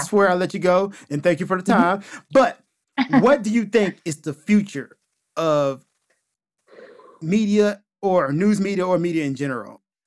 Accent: the South, United States; I'm from the South

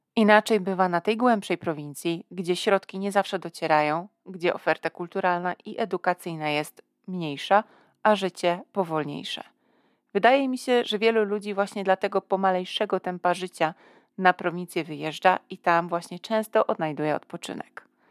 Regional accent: Poznań, Greater Poland, Poland; Ja sama pochodzę z Poznania

